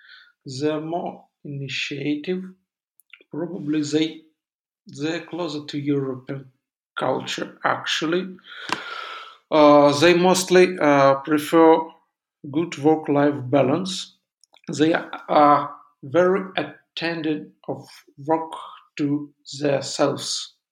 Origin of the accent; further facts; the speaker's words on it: Donetsk, Donetsk Oblast, Ukraine; English is a second language; moved away as an adult; also born or lived in Rivne; now in Kyiv, Ukraine; I was born in Donetsk in 32 years ago, actually. And I lived there till 2014. After that, I moved to the Western Ukraine when the conflict in Eastern Ukraine began.